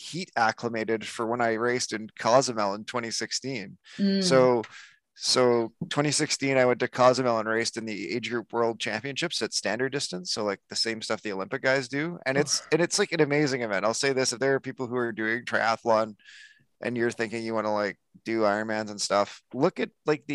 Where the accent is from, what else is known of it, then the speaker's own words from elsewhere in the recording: Calgary, Alberta, Canada; I come from Calgary, Alberta